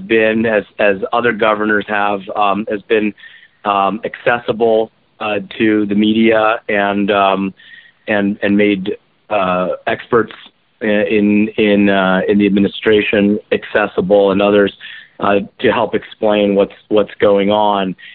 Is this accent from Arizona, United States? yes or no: no; Kirkland, Washington, United States; also born or lived in Maryland; Kirkland, my hometown